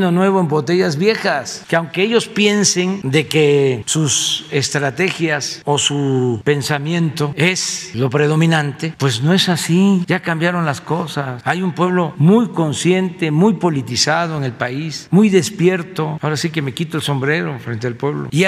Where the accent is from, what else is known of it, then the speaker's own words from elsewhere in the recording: Mexico; somos todos mexicanos.